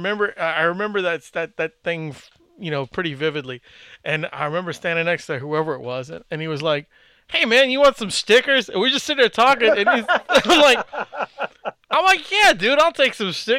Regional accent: New Orleans, Louisiana, United States; New Orleans.

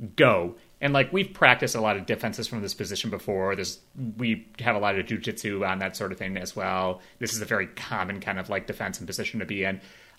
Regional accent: Chicago, Illinois, United States; now in North Carolina, United States; I grew up in Chicago

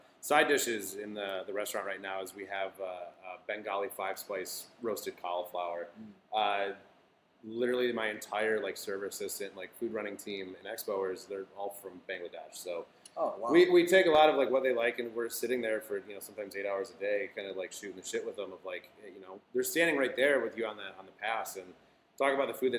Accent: Flint, Michigan, United States; moved away; I'm from the Midwest. I, you know, was originally from Flint

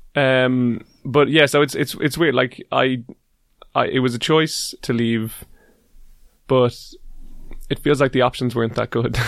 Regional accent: Dublin, Leinster, Ireland; first language English; I'm from Dublin, uh, the capital capital city

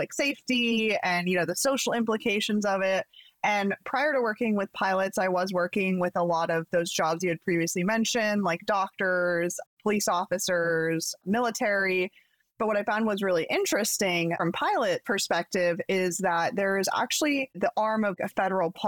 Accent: Pacific Northwest, United States; growing up in the Pacific Northwest

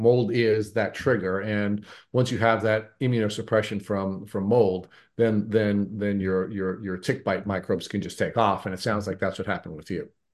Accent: Long Island, New York, United States; I grew up in Long Island

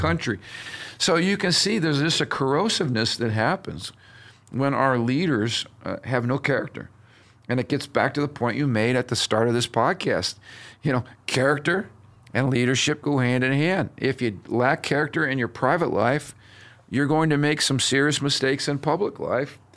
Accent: United States

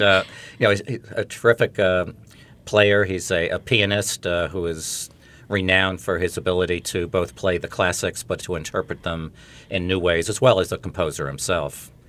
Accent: Glen Cove, New York, United States; I grew up in Glen Cove, New York, not far from the campus here

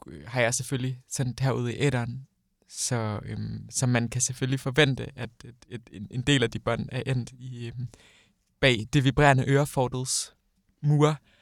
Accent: Odense, Southern Denmark, Denmark; moved away as an adult; now in Copenhagen, Denmark; nu flyttede jeg hjemmefra fra Odense til København i sommer

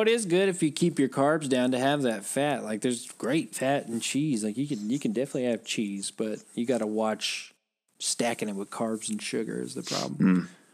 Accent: United States; I'm American

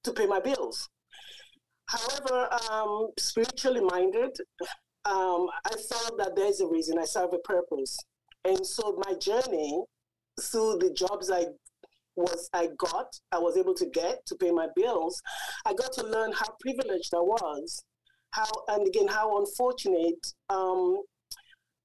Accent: England, United Kingdom; moved away as an adult; now in Windsor, Canada; I was born and raised in England. My parents are West African

